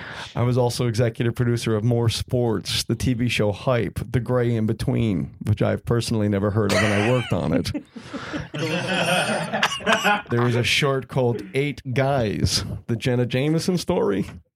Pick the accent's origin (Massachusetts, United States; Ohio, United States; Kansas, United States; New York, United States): Massachusetts, United States; Longmeadow; I was born in Longmeadow, Massachusetts, which is an old Indian word that means Jews live here.